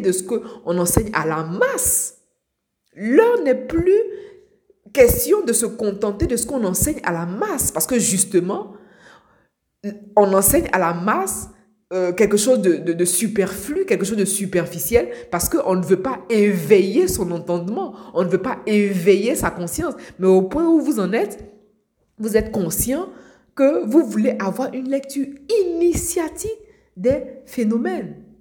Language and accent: French; Abidjan, Côte d’Ivoire; now in Europe; moi je suis euh, née à Abidjan, en Côte d'Ivoire. J'ai grandi à Abidjan, en Côte d'Ivoire. Aujourd'hui, je vis euh, en Europe